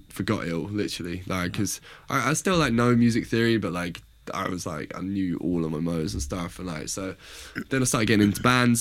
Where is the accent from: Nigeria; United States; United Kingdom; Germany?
United Kingdom; Reading, South East England; also born or lived in Liverpool; I grew up in Reading, studied in Liverpool